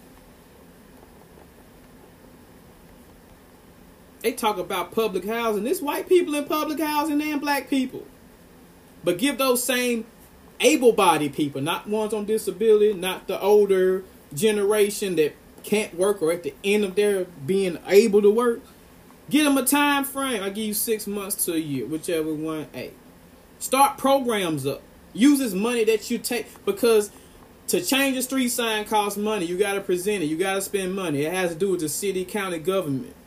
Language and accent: English; Ripley, Tennessee, United States; I'm from Ripley, Tennessee.